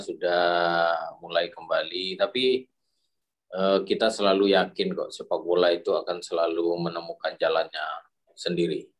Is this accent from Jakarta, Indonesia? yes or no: no; Padang, West Sumatra, Indonesia; saya dari Padang